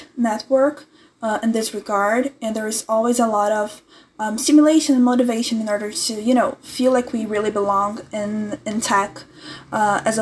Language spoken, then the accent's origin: English; Brazil; I'm 20 years old, I'm from Brazil